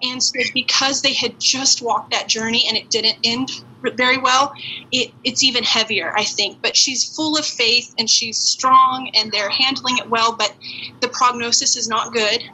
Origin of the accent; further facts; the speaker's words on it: Farmington, United States; moved away; I grew up in Farmington